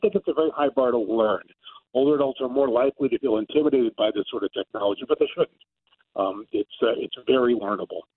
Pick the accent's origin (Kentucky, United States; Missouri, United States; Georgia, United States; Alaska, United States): Missouri, United States; St. Louis; moved away; also born or lived in California / New York / Pennsylvania; I am originally from St. Louis. I was away for about 25 years